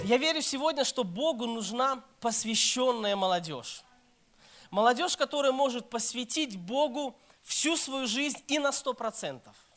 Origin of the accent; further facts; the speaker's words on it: Minsk, Belarus; moved away as an adult; also born or lived in Kyiv; now in Saratov, Russia; я с Беларуси, я сам родом с Минска, с Беларуси, белорус, так что простите, если какой-нибудь там акцент будет